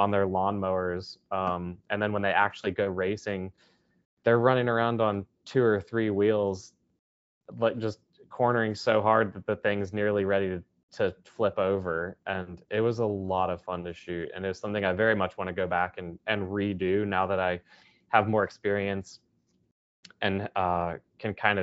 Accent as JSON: {"language": "English", "town": "Charlotte", "region": "North Carolina", "country": "United States", "tie": "born or raised there", "said": "my hometown of Charlotte is known for NASCAR"}